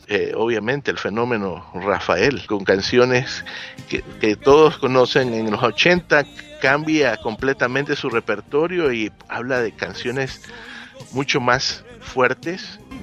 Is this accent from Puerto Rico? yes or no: no; Ecuador; en mi país, Ecuador